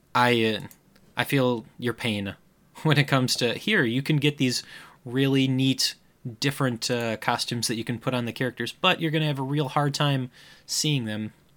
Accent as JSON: {"language": "English", "region": "Midwest", "country": "United States", "accent": "Midwestern", "said": "my Midwestern accent"}